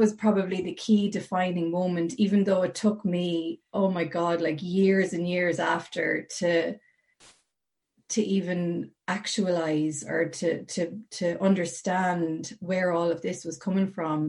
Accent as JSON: {"language": "English", "town": "Portlaoise", "region": "Leinster", "country": "Ireland", "tie": "born or raised there", "said": "I was born and reared in Portlaoise, County Laois, right in the middle of Ireland"}